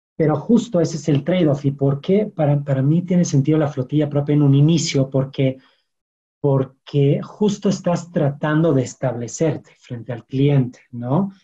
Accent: France; Spanish is a second language; moved away as an adult; also born or lived in London; now in Mexico; yo soy francés y llegué a México hace ocho, años

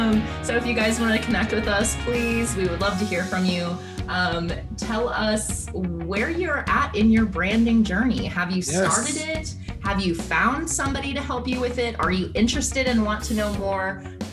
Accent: Texas, United States; moved away; I'm from Texas. I've lived in Texas like 0% of my life.

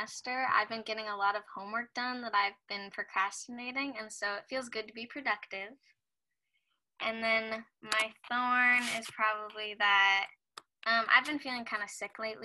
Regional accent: Washington, United States; I was born and raised in Washington, and I, right now I live in the house that I've always lived

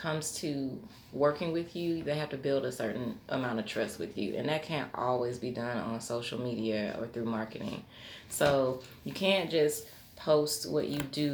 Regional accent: Chicago, Illinois, United States; now in Knoxville, United States; I'm originally from Chicago, Illinois

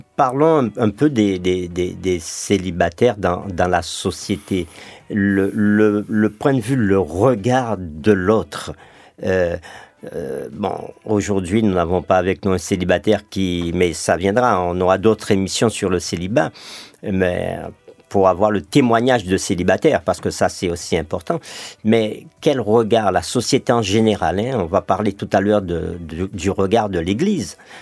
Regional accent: Martinique; chez nous en Martinique

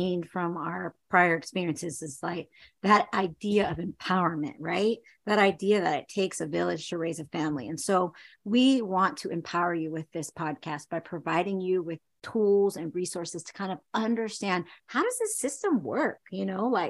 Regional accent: Chino, California, United States; also born or lived in Seattle, Washington; I grew up in Chino, California.

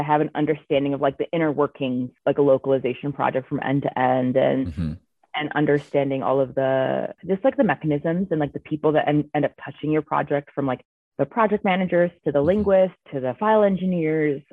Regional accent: Chicago, Illinois, United States; moved away as an adult; now in Colorado, United States; I'm originally from Chicago, but I moved to Colorado like 8 years ago now

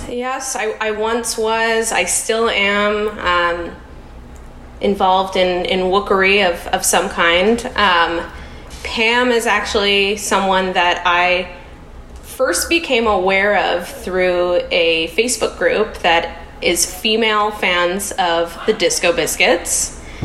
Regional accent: Canada; moved away as an adult; now in United States; I'm Canadian um, I'm a Canadian living in the US

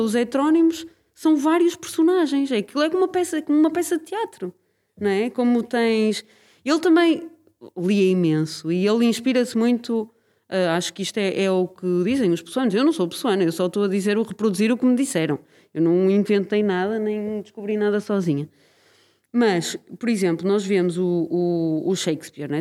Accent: Braga, Norte, Portugal; now in Lisbon, Portugal; Quer dizer, eu sou de Braga, mas. Sou de Braga? Eu neste momento não sou, sou mais de Lisboa do que sou de Braga

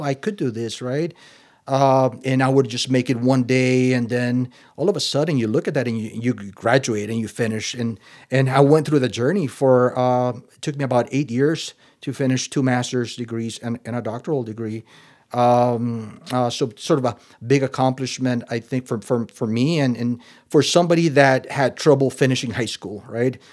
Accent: Nicaragua; moved away; also born or lived in Costa Rica / Minnesota; I was born in the Central American country of Nicaragua

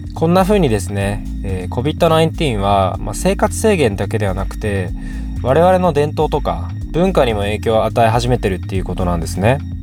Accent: Kyushu, Japan; moved away as an adult; now in Tokyo, Japan; 僕自身もともと九州の比較的田舎から上京してきてもう約10年ぐらいになる

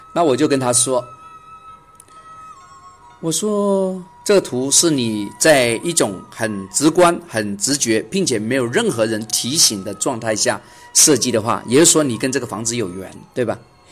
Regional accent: China; 我们中国人嘛

